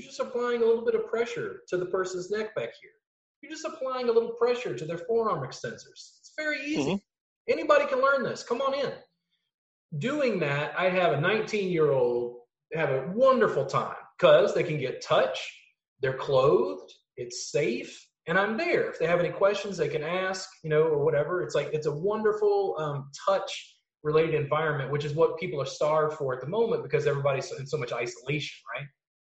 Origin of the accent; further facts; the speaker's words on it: Southern US, United States; growing up in the South. It's like, people, you know, like my grandpa was racist. Okay. As a Southern kid